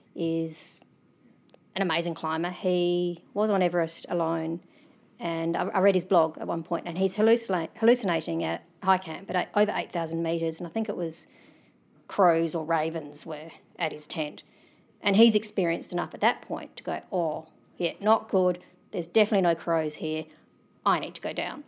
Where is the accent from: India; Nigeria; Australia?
Australia; also born or lived in Adelaide; being Australian, I'm privileged. I live in Adelaide